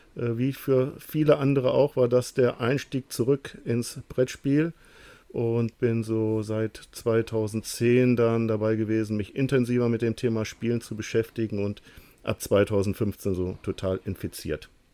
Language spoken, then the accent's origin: German; Lower Saxony, Germany; Ich komme aus dem Norden, ähm, aus Niedersachsen